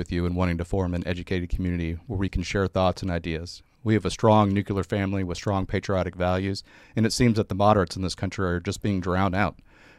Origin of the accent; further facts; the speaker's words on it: Indiana, United States; also born or lived in Texas; I grew up in Indiana and Texas